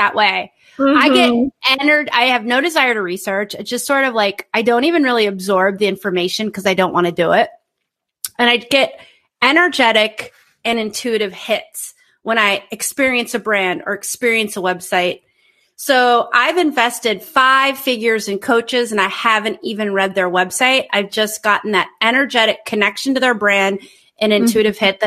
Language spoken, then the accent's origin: English; United States; moved away as an adult; as an American who lives abroad